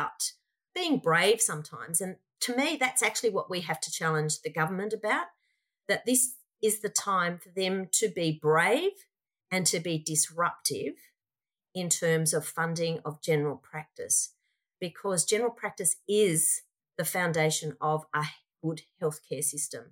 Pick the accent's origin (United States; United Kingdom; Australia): Australia; I'm most proud of being Australian